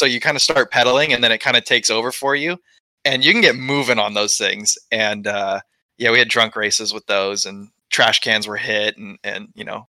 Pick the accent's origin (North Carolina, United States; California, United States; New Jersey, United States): California, United States; growing up in the Central Valley, I mean, I'd say 90% of the kids in Central Valley would consider themselves NorCal versus SoCal, right?